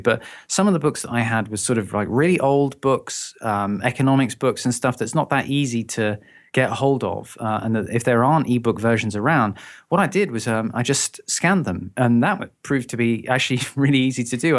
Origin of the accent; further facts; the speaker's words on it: London, United Kingdom; moved away as an adult; now in Brighton, United Kingdom; I'm originally from London